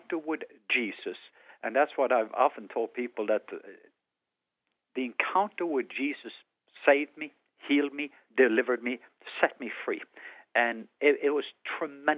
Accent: southwest coast, Norway; English is a second language; moved away; I was born in Norway on the southwest coast. That's why I have an accent.

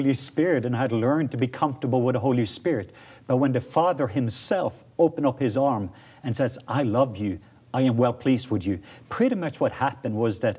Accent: Norway; I'm from Norway

